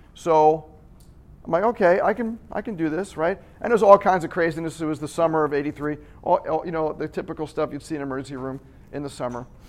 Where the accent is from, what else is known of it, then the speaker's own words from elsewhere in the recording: Long Island, New York, United States; I'm from Long Island